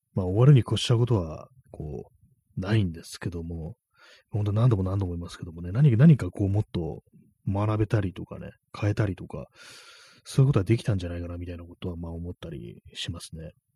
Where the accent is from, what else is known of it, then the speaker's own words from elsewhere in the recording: Tokyo, Japan; 東京の人間が関西弁使うんじゃない